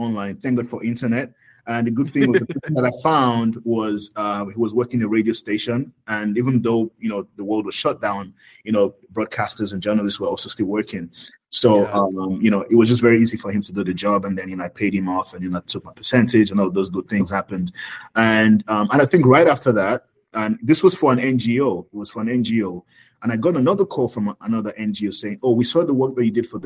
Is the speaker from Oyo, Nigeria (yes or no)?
yes; Oyo, Nigeria; also born or lived in Lagos, Nigeria / Cyprus; I'm from Oyo State.